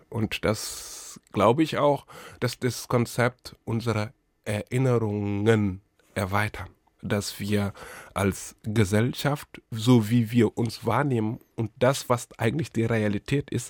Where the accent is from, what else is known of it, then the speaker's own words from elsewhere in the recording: Charlottenburg, Berlin, Germany; ich ich komme aus Charlottenburg.